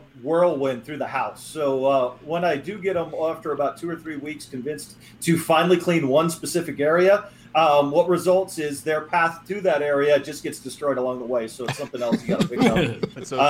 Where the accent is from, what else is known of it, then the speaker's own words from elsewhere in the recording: Dallas, Texas, United States; also born or lived in Wisconsin; my parents raised me mostly in like Dallas-Fort Worth